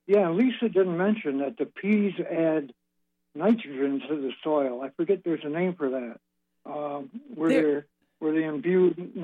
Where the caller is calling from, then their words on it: Manistique, Michigan, United States; This is Dr. …. I'm calling from Manistique, Michigan.